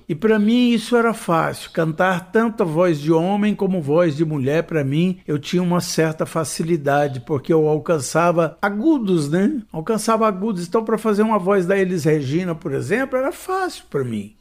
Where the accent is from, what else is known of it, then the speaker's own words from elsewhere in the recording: Goiânia, Goiás, Brazil; eu cheguei em Goiânia